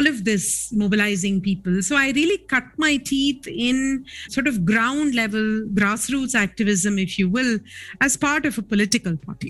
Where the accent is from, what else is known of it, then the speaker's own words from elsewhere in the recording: Chennai, Tamil Nadu, India; I grew up in Chennai